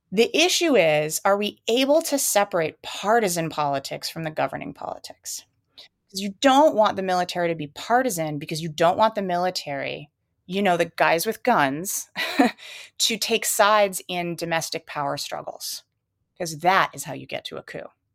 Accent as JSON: {"language": "English", "country": "United States", "said": "as an American"}